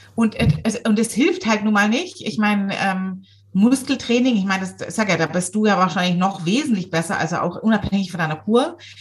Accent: Swabia, Germany; ich bin ja selber Schwabe

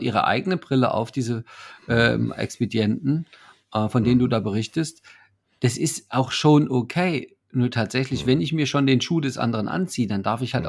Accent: Leipzig, Saxony, Germany; ich komme ja aus Leipzig

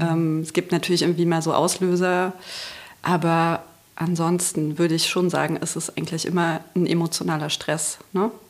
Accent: Magdeburg, Saxony-Anhalt, Germany; ich komme aus Magdeburg

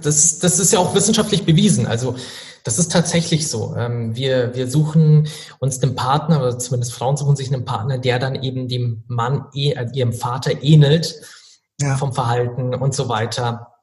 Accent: Regensburg, Bavaria, Germany; Also ich komme tatsächlich aus Regensburg

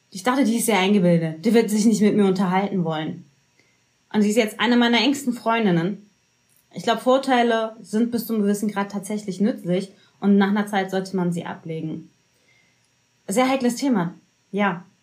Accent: Berlin, Germany; Wenn ich sage, ich bin Berlinerin, dann ist das bitte anzunehmen und nicht hinterher und nochmal nachzufragen.

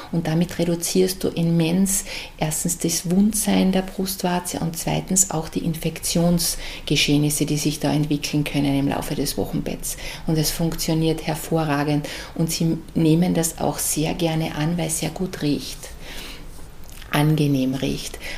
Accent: Carinthia, Austria; moved away as an adult; now in Graz, Austria; Als Wahlärztin bin ich als Kärntnerin nach Graz gekommen

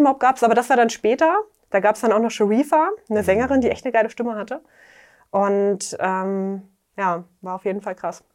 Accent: Dessau, Saxony-Anhalt, Germany; in meiner Heimatstadt in Dessau

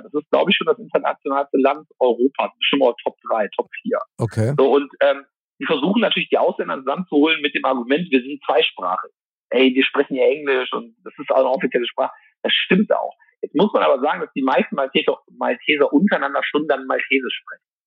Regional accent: Mönchengladbach, North Rhine-Westphalia, Germany; moved away; in meiner Heimat Mönchengladbach

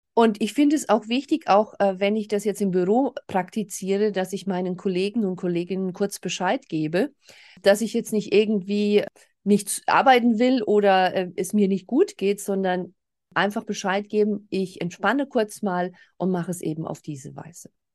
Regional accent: Germany; bei uns in Deutschland

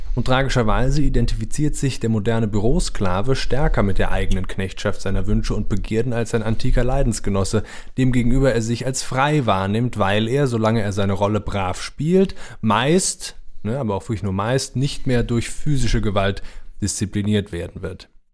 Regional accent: Rhineland-Palatinate, Germany; also born or lived in Neuwied / Koblenz / Mainz; now in Cologne, Germany; ich bin zwar Wahlkölner, aber ich bin ja im Rheinland nur eine Stunde südlich aufgewachsen

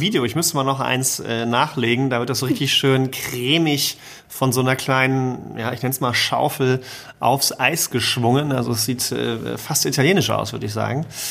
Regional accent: Cologne, North Rhine-Westphalia, Germany; als Kölner

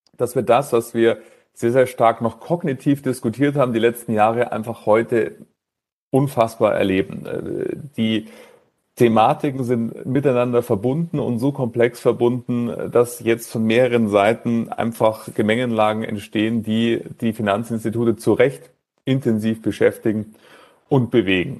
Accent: Munich, Bavaria, Germany; München, meine Heimatstadt

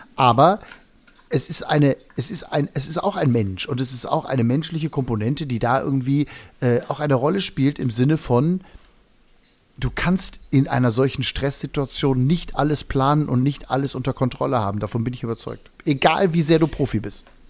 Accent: Hagen, North Rhine-Westphalia, Germany; wie wir in Hagen sagen, wo ich herkomme

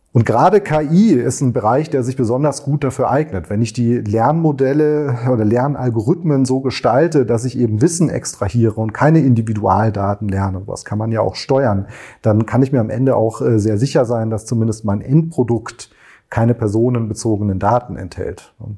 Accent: Germany; bei uns in Deutschland

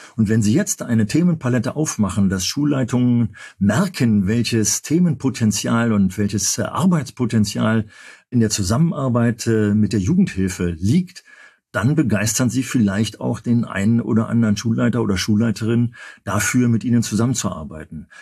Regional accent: Berlin, Germany; als Berliner

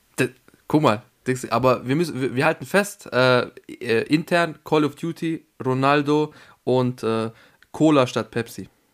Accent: Vienna, Austria; ich bin ja Österreicher

